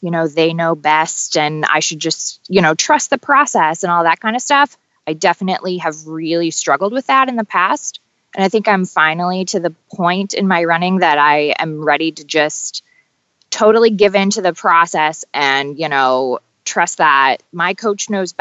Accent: Toledo, Ohio, United States; now in Cincinnati, United States; I'm originally from Toledo, Ohio. I live in Cincinnati now.

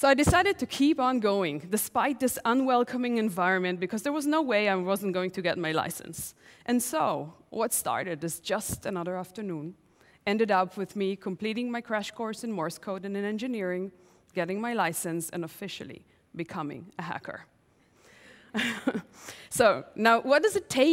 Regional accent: Tel Aviv, Tel Aviv District, Israel; I'm 10 years old, home alone in my parents' house in Tel Aviv

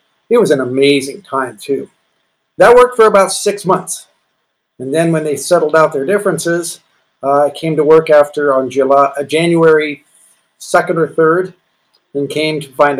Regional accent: Walnut Creek, California, United States; I grew up in Walnut Creek.

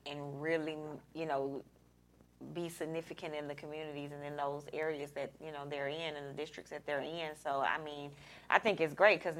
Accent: Alabama, United States; I'm from Alabama

